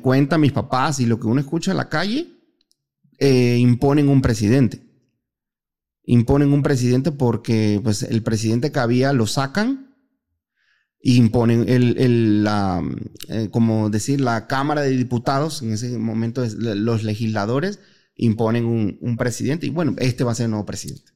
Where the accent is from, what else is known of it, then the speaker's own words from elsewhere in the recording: Panama; moved away as an adult; now in Guadalajara, Mexico; Yo soy panameño, soy el panameño más mexicano que existe.